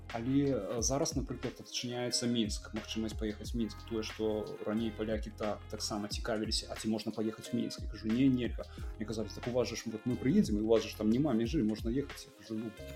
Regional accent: Belarus; now in Poland; мы беларусы

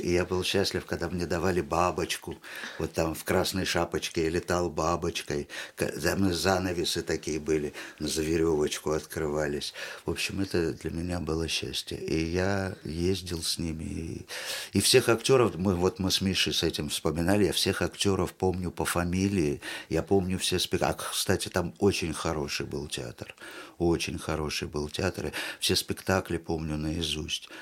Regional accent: Tashkent, Uzbekistan; moved away; also born or lived in Israel; я буквально с трех лет э, вырос в театре кукол в Ташкентском потому что я из Ташкента

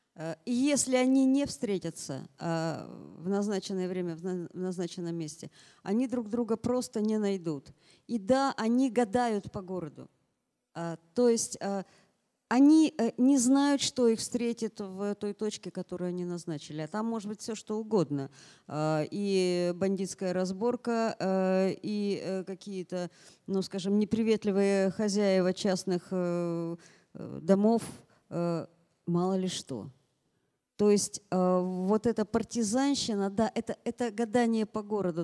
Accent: Yekaterinburg, Sverdlovsk Oblast, Russia; moved away as an adult; now in Moscow, Russia; Екатеринбург, повторяю, мой родной город

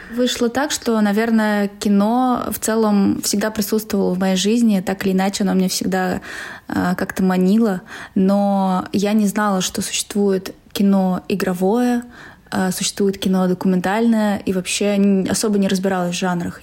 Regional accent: Saransk, Mordovia, Russia; moved away as an adult; now in Moscow, Russia; Я из Саранска. Город Саранск, Поволжье да

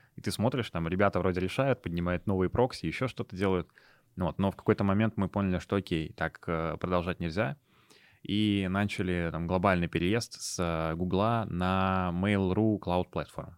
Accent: Moscow, Russia; moved away as an adult; now in Kazan, Russia; я родился и вырос в Москве, до 18 лет я жил там и закончил гимназию 1534

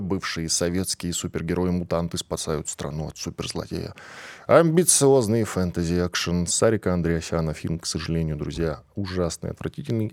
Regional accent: Russia; я, как человек, который родился и вырос в этой стране

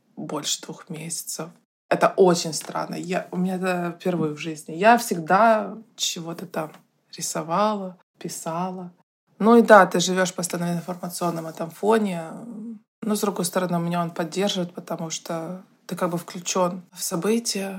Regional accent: Saint Petersburg, Russia; moved away as an adult; also born or lived in Moscow; Я, как и все петербуржцы

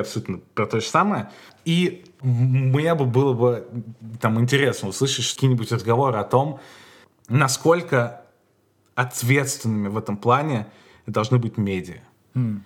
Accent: Moscow, Russia; Я ходил в еврейскую школу в Москве

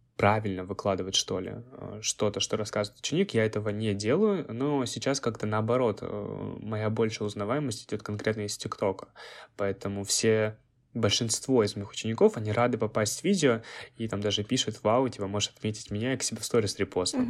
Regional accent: Krasnoyarsk, Krasnoyarsk Krai, Russia; moved away; в моем родном городе Красноярске.

